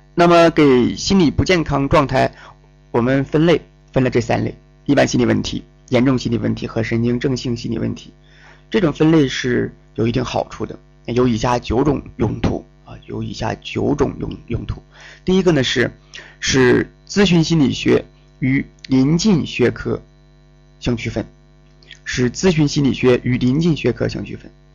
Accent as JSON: {"language": "Chinese", "region": "Northeast China", "country": "China", "accent": "Northeastern Mandarin", "said": "我们东北话叫应挺"}